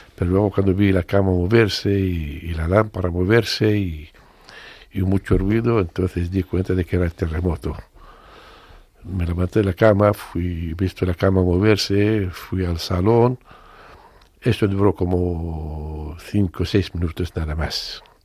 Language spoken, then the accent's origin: Spanish; Syria